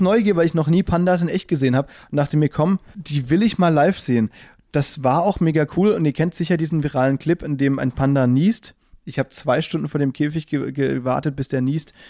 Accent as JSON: {"language": "German", "region": "Baden-Württemberg", "country": "Germany", "moved": "yes", "lives_now": "Berlin, Germany", "said": "wir kommen aus dem Badenerland"}